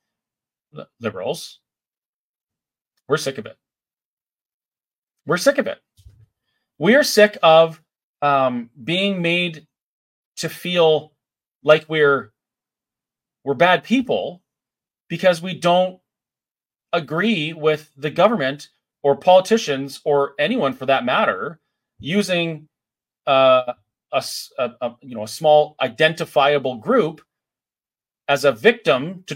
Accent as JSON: {"language": "English", "country": "Canada", "said": "here in Canada as a Canadian"}